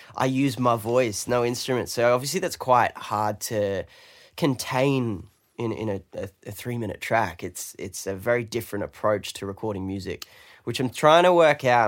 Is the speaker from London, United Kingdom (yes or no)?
yes; London, United Kingdom; now in Australia; I'm British. I'm from London